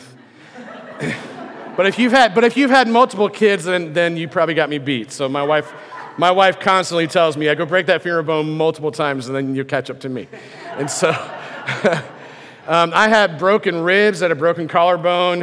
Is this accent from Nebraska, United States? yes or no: yes; near Lincoln, Nebraska, United States; I grew up near Lincoln, Nebraska, little farmhouse on a hill